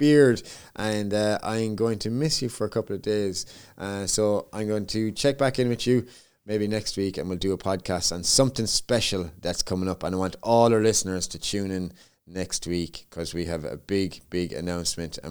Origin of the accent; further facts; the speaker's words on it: Limerick, Munster, Ireland; my hometown of Limerick, Ireland